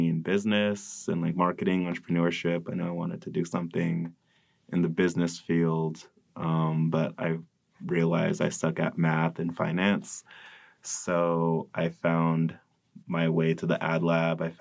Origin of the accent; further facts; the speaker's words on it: Modesto, California, United States; I'm from Modesto, California